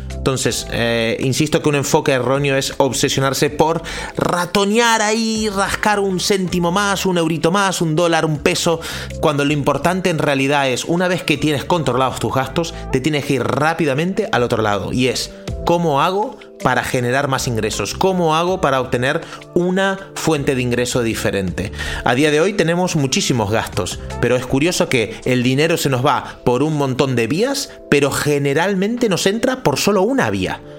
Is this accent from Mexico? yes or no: no; Argentina; also born or lived in Central America; now in Spain; yo soy argentino, hace 20 años que vivo en España, he vivido en Centroamérica también